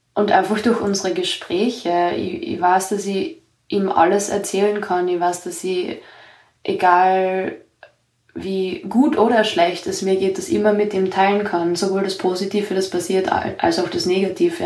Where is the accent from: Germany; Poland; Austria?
Austria; ich bin aus Österreich